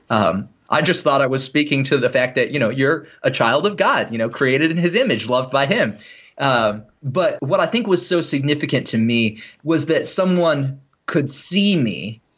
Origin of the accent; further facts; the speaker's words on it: United States; I am an American Christian